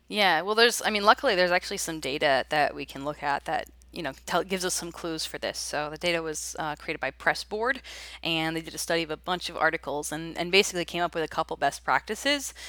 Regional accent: Raleigh, North Carolina, United States; here in my hometown of Raleigh

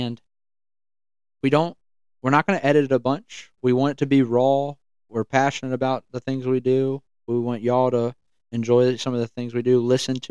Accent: Hampton, Virginia, United States; Born and raised in Hampton, Virginia

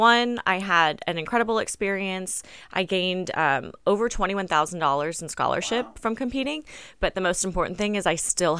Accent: Chula Vista, California, United States; Yep, born and raised in Chula Vista. Went to Hilltop High School.

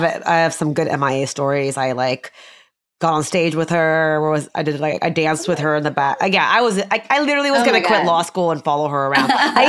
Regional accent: United States; also born or lived in India; I've been in the States my whole life.

